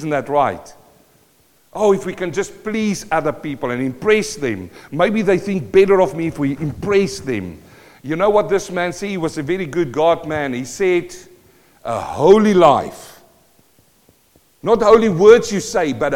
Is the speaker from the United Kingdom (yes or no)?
no; South Africa; first language Afrikaans; English is a second language; moved away as an adult; now in New Zealand; I'm a South African born